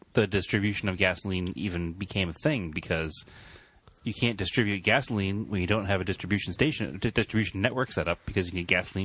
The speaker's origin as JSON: {"language": "English", "town": "Salem", "region": "Massachusetts", "country": "United States", "tie": "born or raised there", "said": "I do remember growing up on Bridge Street, which is, again, very regional here. Bridge Street here in Salem, Massachusetts."}